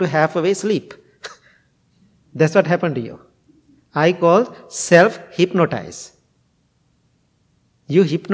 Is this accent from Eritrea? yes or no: no; Sri Lanka; English is a second language; now in United States; I'm coming from Sri Lanka